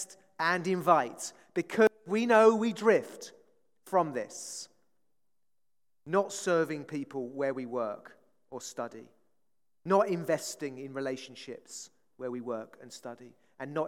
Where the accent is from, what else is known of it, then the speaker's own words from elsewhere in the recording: Hastings, South East England, United Kingdom; I come from Hastings, seaside town